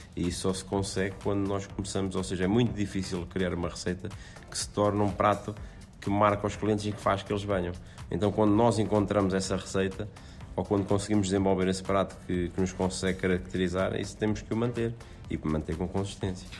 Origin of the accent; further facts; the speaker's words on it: Aveiro, Centro, Portugal; da zona de onde eu nasci, onde, onde a minha família reside, que é em Aveiro, Aveiro, Porto